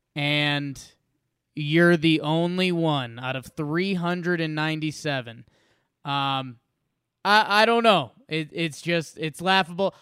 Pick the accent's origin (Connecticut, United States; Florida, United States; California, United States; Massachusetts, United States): Connecticut, United States; Middlebury; now in Denver, United States; I have one hometown I'm from, Middlebury, Connecticut